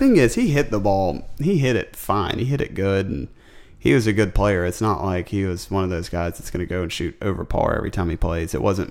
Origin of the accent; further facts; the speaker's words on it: the South, United States; I grew up in the South.